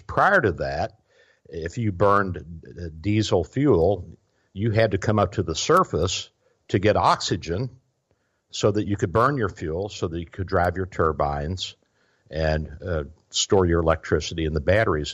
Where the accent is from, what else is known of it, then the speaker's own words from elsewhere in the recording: Louisville, Kentucky, United States; now in Florida, United States; I'm originally from Louisville, Kentucky. So we're, we're transplants down here